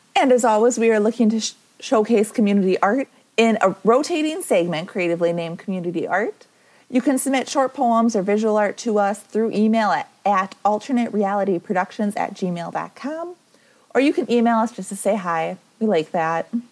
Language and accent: English; Wisconsin, United States; I am from Wisconsin